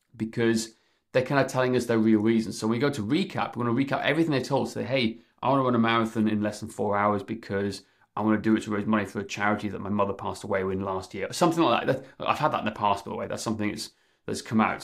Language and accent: English; Wales, United Kingdom; I'm, I'm from Wales